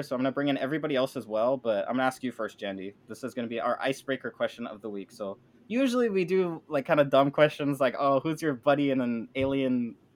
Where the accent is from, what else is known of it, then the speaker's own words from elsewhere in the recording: United States; people that I grew up playing football with in the United States